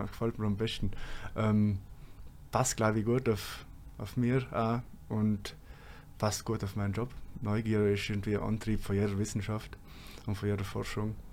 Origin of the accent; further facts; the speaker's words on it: Trentino-Alto Adige, Italy; accent: South Tyrolean; now in Bremen, Germany; Mein Dialekt, auf jeden Fall. Dass ich gerne Kaminwurzen habe und Knädel.